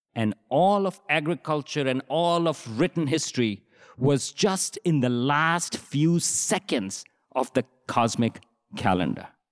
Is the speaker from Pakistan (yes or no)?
yes; Pakistan; moved away; I grew up in Pakistan in the seventies and eighties